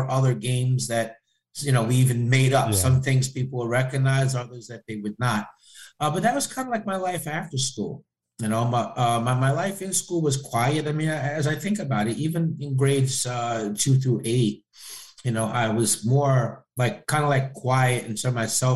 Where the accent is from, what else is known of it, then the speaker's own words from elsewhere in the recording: Peekskill, New York, United States; I grew up specifically in Peekskill, in Westchester